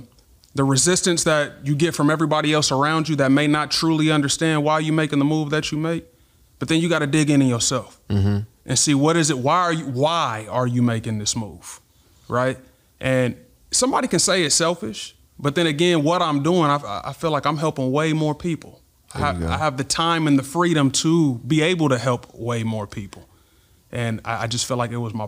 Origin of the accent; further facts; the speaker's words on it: Topeka, Kansas, United States; moved away as an adult; now in Dallas, United States; I'm originally from Kansas.